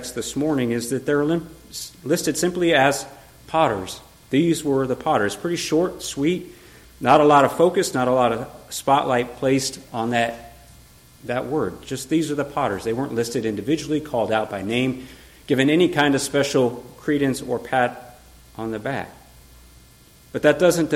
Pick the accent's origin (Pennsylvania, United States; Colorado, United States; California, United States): Colorado, United States; moved away; I'm from Colorado